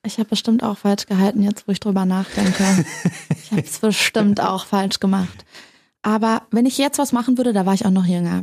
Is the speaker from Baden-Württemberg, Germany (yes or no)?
no; Berlin, Germany; moved away; also born or lived in United States; Ich bin ja auch in Berlin groß geworden, in der Nähe von der Mauer